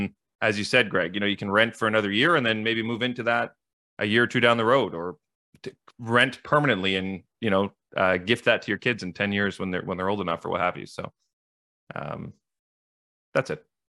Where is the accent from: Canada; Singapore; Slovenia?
Canada; Ottawa, Ontario; I grew up in the East End. So I'm now in the West End. And to your point, Dave, it was a big shift to go from East Ottawa to West Ottawa